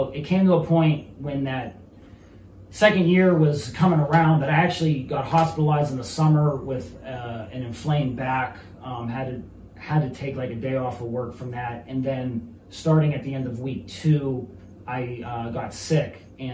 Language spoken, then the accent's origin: English; Mercer County, Pennsylvania, United States; my hometown of Mercer County.